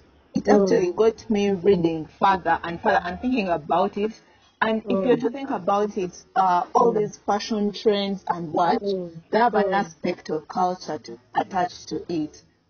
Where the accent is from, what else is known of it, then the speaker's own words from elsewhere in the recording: Kabale, Uganda; I come from Kavale